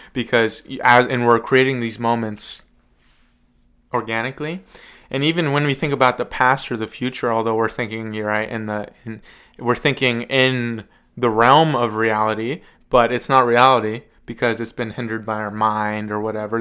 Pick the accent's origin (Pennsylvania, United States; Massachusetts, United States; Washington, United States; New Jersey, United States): Pennsylvania, United States; Evans City; It was filmed in my hometown. I live like a mile from the cemetery